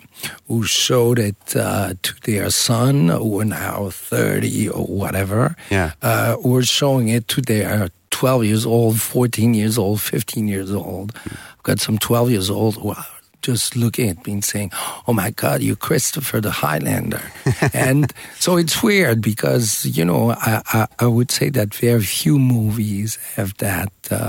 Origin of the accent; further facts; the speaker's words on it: Switzerland; also born or lived in United States; I was born in the States. I was raised in Switzerland and many different places.